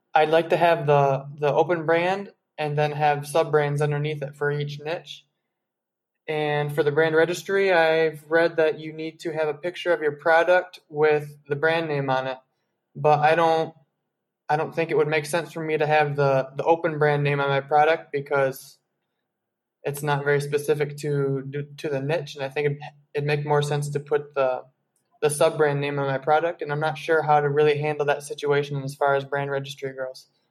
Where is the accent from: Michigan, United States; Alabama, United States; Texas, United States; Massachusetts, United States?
Michigan, United States; Grand Rapids; now in Colombia; I'm from Grand Rapids, Michigan, but I'm living down here in Columbia right now